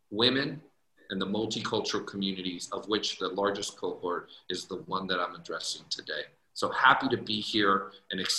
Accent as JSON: {"language": "English", "town": "San Jose", "region": "California", "country": "United States", "tie": "born or raised there", "also_born_or_lived": "Guadalajara, Mexico", "lives_now": "Phoenix, United States", "said": "I am uh, uh, Mexicano. I was born in Guadalajara, Mexico, but grew up in uh, San Jose, California. I now reside in Arizona"}